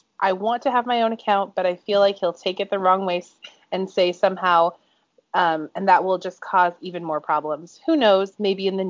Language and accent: English; United States; accent: American; I do not want to use my American accent.